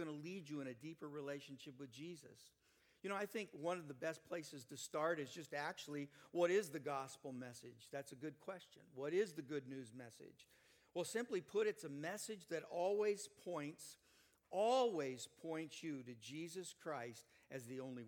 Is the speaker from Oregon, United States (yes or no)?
yes; Canby, Oregon, United States; I'm from Canby, Oregon